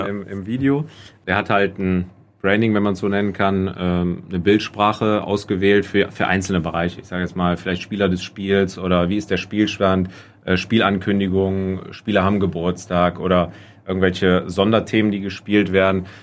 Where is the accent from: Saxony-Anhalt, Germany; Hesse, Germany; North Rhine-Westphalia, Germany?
North Rhine-Westphalia, Germany; Hinsbeck; meine Heimat, meine, mein Heimatdorf Hinsbeck